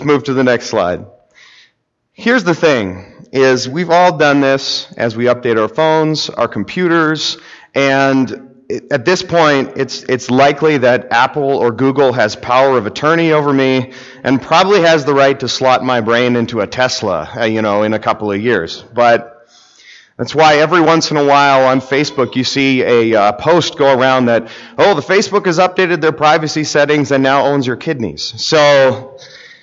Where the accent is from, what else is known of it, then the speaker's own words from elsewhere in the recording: Whitehorse, Yukon, Canada; I grew up in Whitehorse, Yukon